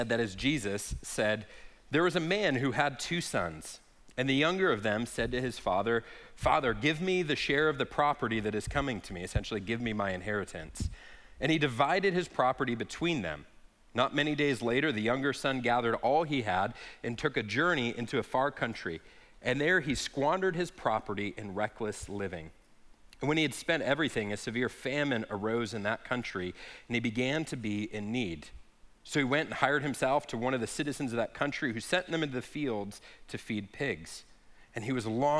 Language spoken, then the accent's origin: English; Lake Havasu City, Arizona, United States; I grew up here in Lake Havasu